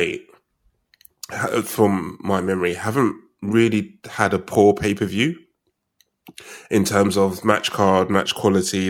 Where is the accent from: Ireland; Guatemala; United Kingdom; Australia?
United Kingdom; We're British